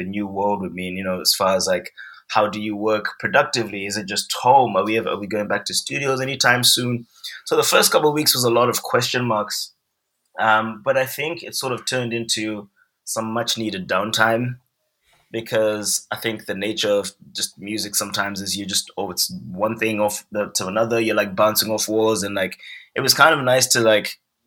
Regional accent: Harare, Zimbabwe; moved away as an adult; also born or lived in England; now in Los Angeles, United States; I'm from Zimbabwe. Mm-hmm. And so I'm born and raised in Zimbabwe. I grew up there.

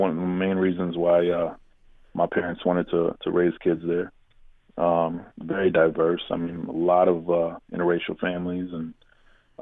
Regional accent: Grand Rapids, Michigan, United States; now in Detroit, United States; I'm originally from Grand Rapids

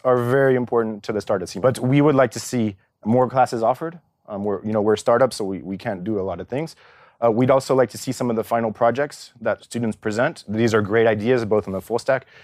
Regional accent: California, United States; also born or lived in Paris, France; now in Zurich, Switzerland; I grew up in California to French parents

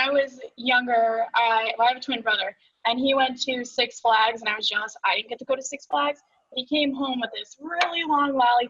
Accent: Connecticut, United States; moved away as an adult; also born or lived in Tampa; Yeah, and I'm from Connecticut originally.

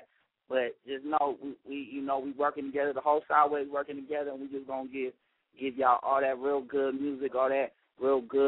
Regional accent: Spring Valley, California, United States; I'm from Spring Valley, California, man. I love San Diego to death, man, but Kenwood is my street. You know what I'm talking about? That's where I was raised, Spring Valley

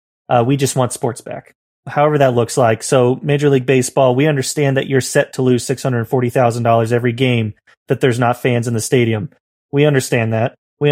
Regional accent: the South, United States; Okay. I'm from the South.

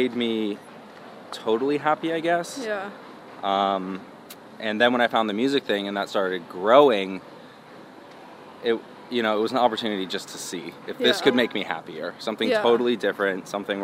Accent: Portola Valley, California, United States; also born or lived in Seattle, Washington; I grew up in a place called Portola Valley

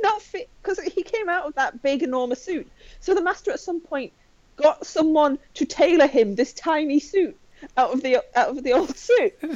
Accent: Skelmersdale, North West England, United Kingdom; I grew up in the northwest of England, about an hour away from, from both Liverpool and Manchester

